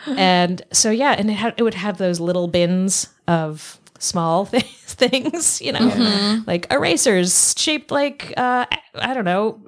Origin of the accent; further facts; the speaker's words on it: Denver, Colorado, United States; I grew up in Denver.